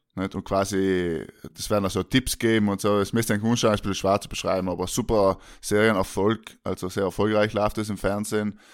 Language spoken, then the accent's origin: German; South Tyrol, Trentino-Alto Adige, Italy; als Südtiroler